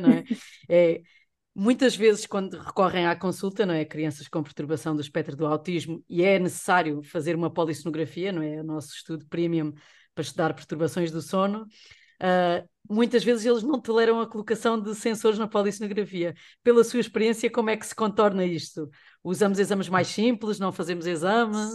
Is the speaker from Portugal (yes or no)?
yes; Portugal; sendo português